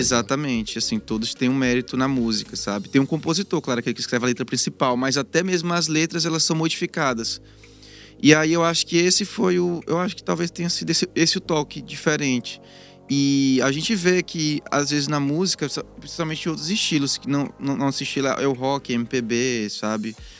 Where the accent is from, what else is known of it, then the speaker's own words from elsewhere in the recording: Imperatriz, Maranhão, Brazil; moved away as an adult; now in Teresina, Brazil; Eu sou de Imperatriz do Maranhão